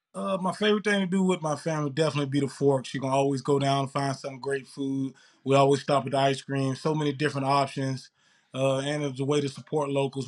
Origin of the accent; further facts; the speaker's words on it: Mississippi, United States; moved away as an adult; also born or lived in Lincoln, Nebraska; now in Winnipeg, Canada; Winnipeg's a lot different than Mississippi where I grew up.